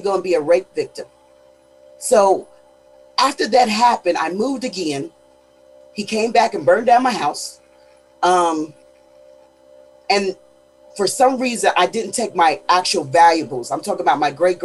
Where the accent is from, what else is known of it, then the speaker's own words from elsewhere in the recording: Pennsylvania, United States; now in Houston, United States; I am in Houston, Texas, but I am from Pennsylvania